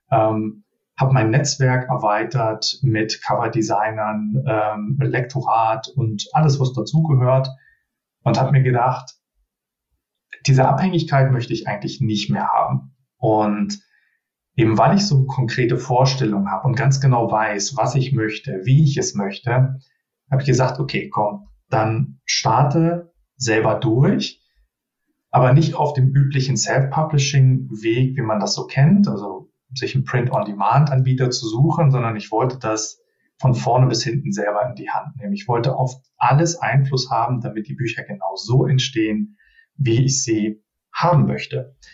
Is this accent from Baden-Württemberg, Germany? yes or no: no; Berlin, Germany; born there; now in Düsseldorf, Germany; ähm, 39 Jahre jung, gebürtiger Berliner und äh, fast 20 Jahre in der Nähe von Düsseldorf jetzt äh, hängen geblieben.